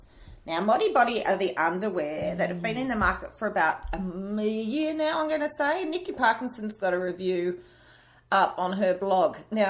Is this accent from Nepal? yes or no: no; Lithgow, New South Wales, Australia; Is this because I'm from Lithgow?